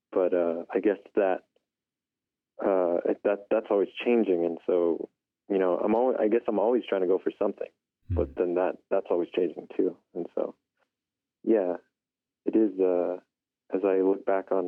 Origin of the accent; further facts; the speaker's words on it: Window Rock, Arizona, United States; now in Albuquerque, United States; I grew up in Window Rock, Arizona